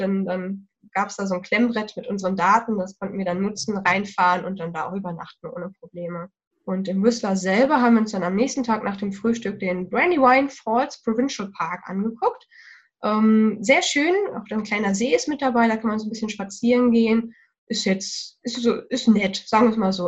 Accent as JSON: {"language": "German", "country": "Germany", "said": "hier bei uns in Deutschland"}